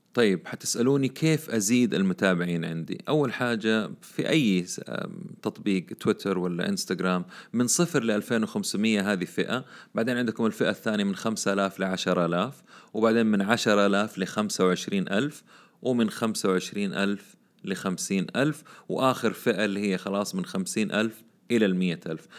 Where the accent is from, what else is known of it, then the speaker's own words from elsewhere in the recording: Saudi Arabia; عندنا في السعودية